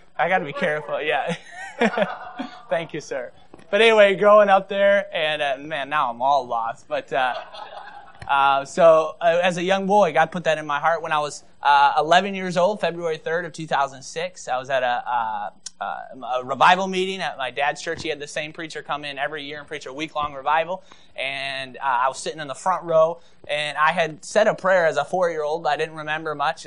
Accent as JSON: {"language": "English", "town": "Maple Rapids", "region": "Michigan", "country": "United States", "tie": "born or raised there", "said": "I grew up in Maple Rapids, Michigan, so 35 miles north of here"}